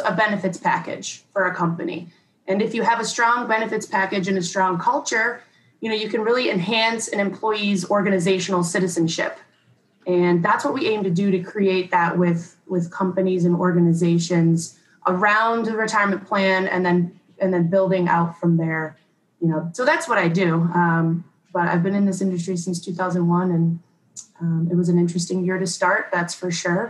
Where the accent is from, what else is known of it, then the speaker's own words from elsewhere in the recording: Rochester, New York, United States; I grew up in Rochester, New York